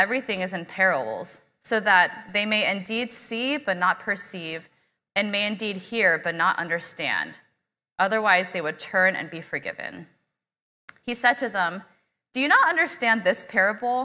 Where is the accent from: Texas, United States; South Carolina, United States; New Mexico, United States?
Texas, United States; Houston; I was born and raised here in Houston